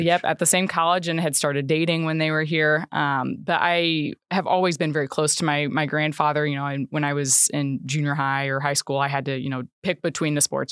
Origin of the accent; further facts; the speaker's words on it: Le Roy, Illinois, United States; moved away as an adult; also born or lived in Macomb, Illinois / Schuyler County, Illinois; now in Kankakee, United States; I am originally from a very small rural town in central Illinois. Um, so it's called Leroy